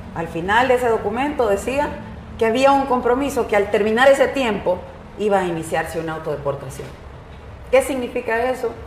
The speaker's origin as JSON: {"language": "Spanish", "country": "El Salvador", "said": "hablé como salvadoreña"}